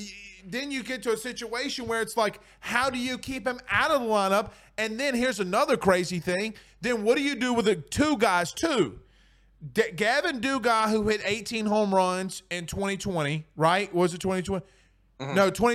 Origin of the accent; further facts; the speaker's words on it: Franklinton, Louisiana, United States; Matt, I'm from Franklinton, Louisiana.